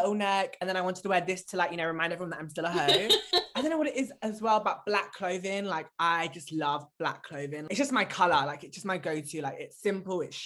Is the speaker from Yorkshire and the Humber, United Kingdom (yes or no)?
no; Cornwall, South West England, United Kingdom; moved away as an adult; now in London, United Kingdom; I grew up in Cornwall.